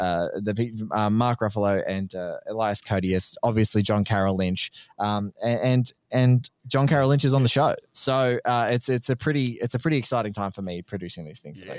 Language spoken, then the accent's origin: English; Australia; an Australian guest